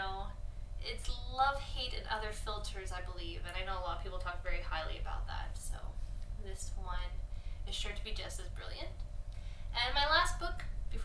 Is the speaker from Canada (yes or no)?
yes; Canada; we're Canadian